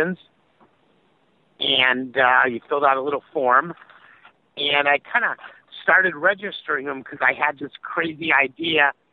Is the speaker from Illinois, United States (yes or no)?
yes; Chicago, Illinois, United States; I'm from Chicago